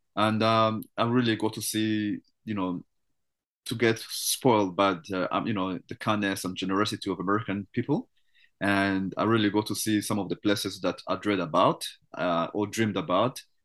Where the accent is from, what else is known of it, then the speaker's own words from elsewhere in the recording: Canada; as a Canadian